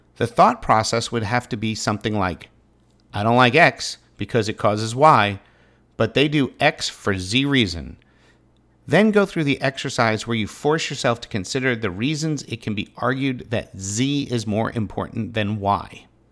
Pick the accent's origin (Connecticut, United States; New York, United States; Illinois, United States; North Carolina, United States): North Carolina, United States; Pittsboro; my hometown